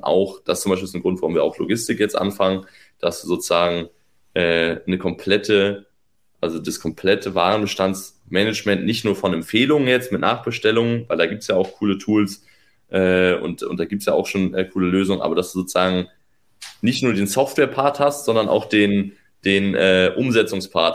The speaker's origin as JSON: {"language": "German", "region": "Northern Germany", "country": "Germany", "lives_now": "Berlin, Germany", "said": "ich bin Norddeutscher"}